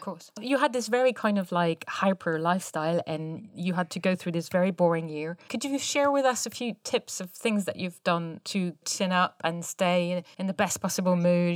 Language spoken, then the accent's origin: English; Paris, Île-de-France, France; now in Bristol, United Kingdom; the U K where we are and Paris, my hometown